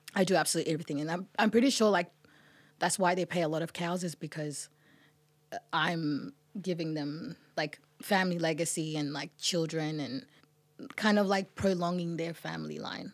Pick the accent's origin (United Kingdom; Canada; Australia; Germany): Australia; also born or lived in Sudan; I grew up in Australia